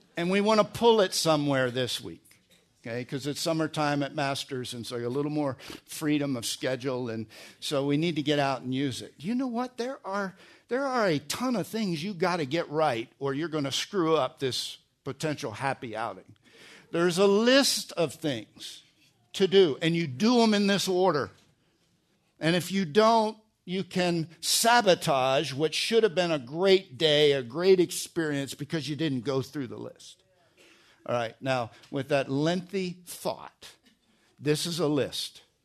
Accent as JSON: {"language": "English", "region": "New Jersey", "country": "United States", "tie": "born or raised there", "also_born_or_lived": "Pennsylvania", "moved": "yes", "said": "I was born in Pennsylvania, grew up in New Jersey."}